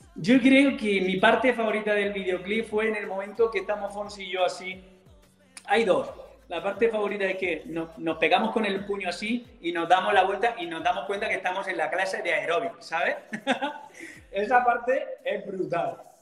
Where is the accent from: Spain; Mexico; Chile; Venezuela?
Spain; Macael, Andalusia; moved away; vuelvo a mi tierra, a Almería, ah, concretamente a Macael